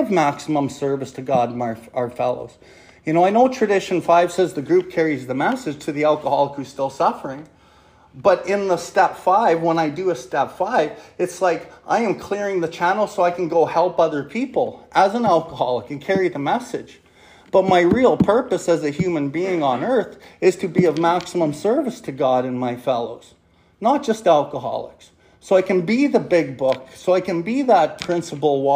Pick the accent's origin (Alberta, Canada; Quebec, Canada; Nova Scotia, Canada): Alberta, Canada; Calgary; I come from Calgary.